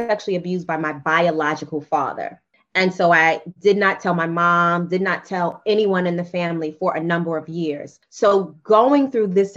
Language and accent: English; New York City, New York, United States; I am a Black girl from Queens who grew up in the crack era, 80s and 90s